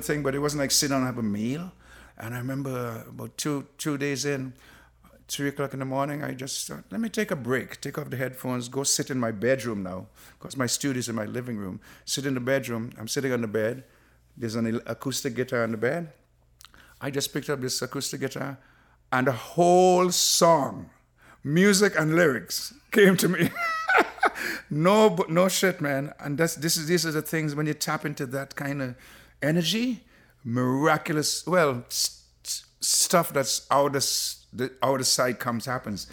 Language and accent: English; Trinidad & Tobago; moved away; growing up in Trinidad